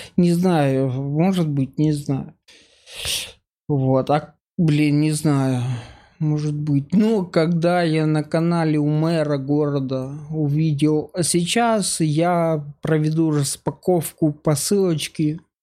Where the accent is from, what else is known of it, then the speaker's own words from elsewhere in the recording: Mykolaiv, Mykolaiv Oblast, Ukraine; moved away as an adult; now in Moscow, Russia; я из Украины, я последние шесть лет живу в России